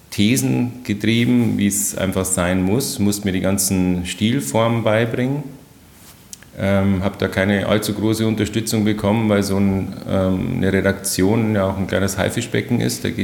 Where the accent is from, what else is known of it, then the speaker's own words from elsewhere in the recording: Wolfsbach, Germany; was ich mir als kleines Kind auf dem Bolzplatz in Wolfsbach, das heißt, das, so heißt mein Dorf, irgendwie erträumt hatte.